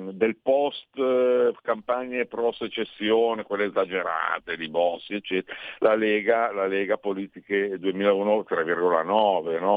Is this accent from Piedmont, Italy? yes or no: no; Bari, Apulia, Italy; moved away as an adult; now in Milan, Italy; però vengo da Bari, eh, son, son, mi sono trasferito qui a, 20, a 30 anni, e adesso ne ho 50, io rimango uno che si mangia il polpo crudo